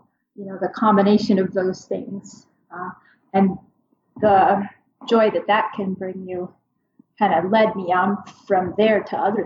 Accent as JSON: {"language": "English", "region": "Minnesota", "country": "United States", "tie": "born or raised there", "moved": "as an adult", "lives_now": "Kotzebue, United States", "said": "I grew up in Minnesota, but I live in Kotzebue, Alaska. I have for the past 20 years"}